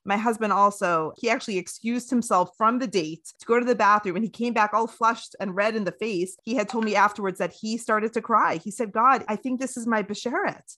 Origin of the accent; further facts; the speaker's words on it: Canada; my childhood in Canada, freezing cold Canada